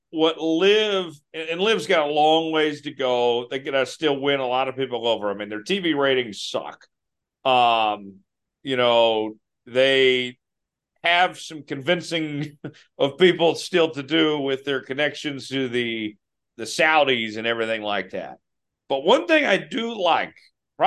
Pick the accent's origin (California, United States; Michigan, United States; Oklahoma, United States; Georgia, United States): Oklahoma, United States; Broken Arrow; my hometown of Broken Arrow, Oklahoma